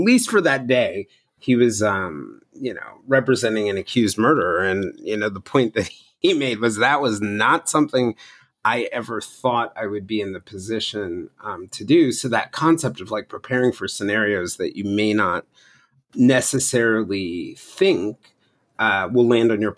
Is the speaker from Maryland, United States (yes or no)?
no; Cobb County, Georgia, United States; I grew up in Cobb County, Georgia